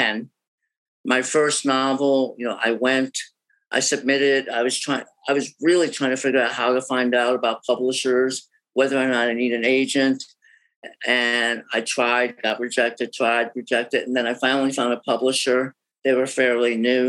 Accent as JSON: {"language": "English", "region": "New Jersey", "country": "United States", "moved": "yes", "lives_now": "Boston, United States", "said": "I'm originally from New Jersey"}